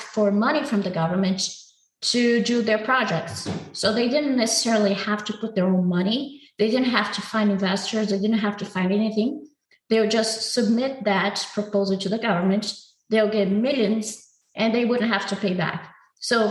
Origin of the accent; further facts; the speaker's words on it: Brazil; my hometown has violence levels higher than war zones